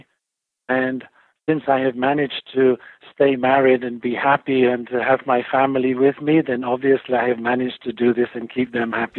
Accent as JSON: {"language": "English", "region": "England", "country": "United Kingdom", "tie": "born or raised there", "also_born_or_lived": "Italy / Switzerland / California", "moved": "as an adult", "lives_now": "Virginia, United States", "said": "I was born in England, and then for my work, I moved to Italy"}